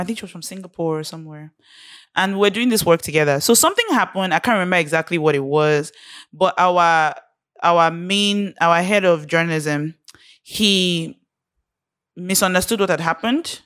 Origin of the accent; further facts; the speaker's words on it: Nigeria; being Nigerian, growing up in Nigeria